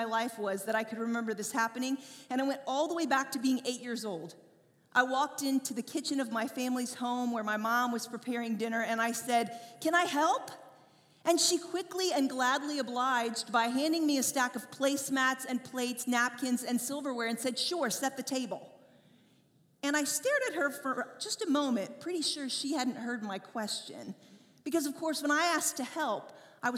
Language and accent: English; Indiana, United States; I grew up in Indiana